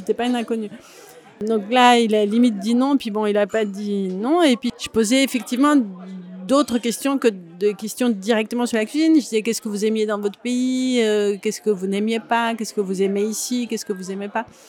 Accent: Grenoble, Auvergne-Rhône-Alpes, France; je viens de Grenoble et j'ai une mère qui cuisinait beaucoup

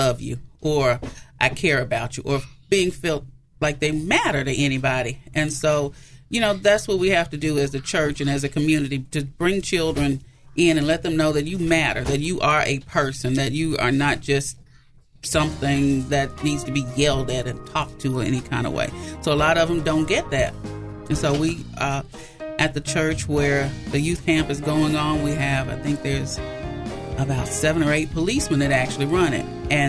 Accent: Memphis, Tennessee, United States; I grew up in Orange Mound. I grew up in Orange Mound.

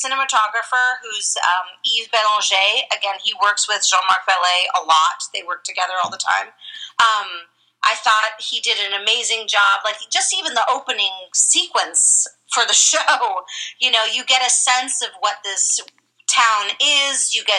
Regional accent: Los Angeles, California, United States; Growing up in Los Angeles and Monterey, and I didn't grow up in Monterey

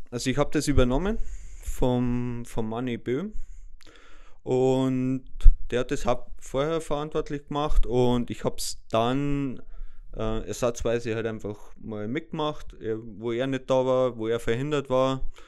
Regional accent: Böhmwald, Bavaria, Germany; selber komme ich aus Böhmwald, bin 37 Jahre alt

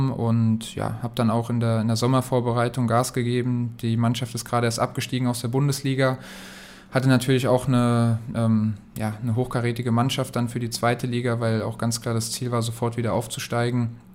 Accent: Kaiserslautern, Rhineland-Palatinate, Germany; Jeder, der mich kennt, weiß, ich komme aus Lautern ich habe noch andere Zeiten als kleiner Junge, als Fan miterlebt vom FCK

